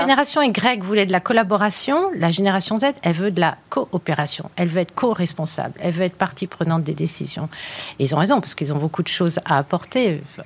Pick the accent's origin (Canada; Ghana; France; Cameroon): France; chez nous en France